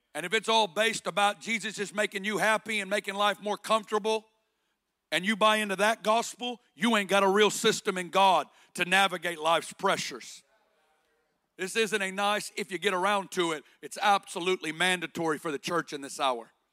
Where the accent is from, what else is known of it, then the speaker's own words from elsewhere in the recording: Northwest Arkansas, United States; accent: Arkansas; moved away as an adult; also born or lived in Kansas City; I got born and raised in Northwest Arkansas